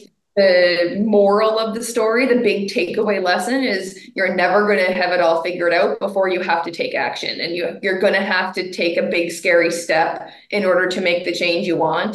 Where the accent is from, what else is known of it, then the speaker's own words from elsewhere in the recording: Canada; I'm a Canadian